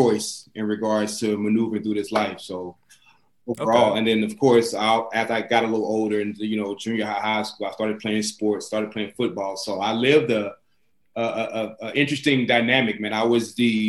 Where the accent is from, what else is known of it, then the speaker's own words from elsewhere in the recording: White Hall, Arkansas, United States; moved away as an adult; also born or lived in Chicago; now in New York City, United States; I live in New York City, me and my wife and my daughter, but I'm from Arkansas